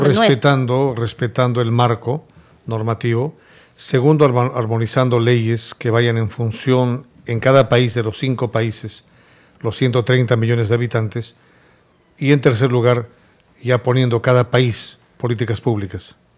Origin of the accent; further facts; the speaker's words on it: Peru; moved away; also born or lived in Spain; Yo viví por 15 años en España. Yo me considero un PEX, un peruano exterior